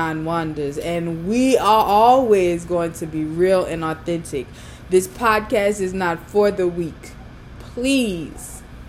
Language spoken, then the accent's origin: English; New Orleans, Louisiana, United States; moved away; I used to go to an all-girls school back in my hometown, New Orleans.